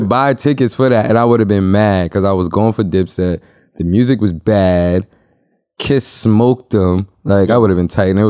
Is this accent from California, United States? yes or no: no; Westchester, New York, United States; I'm from Westchester.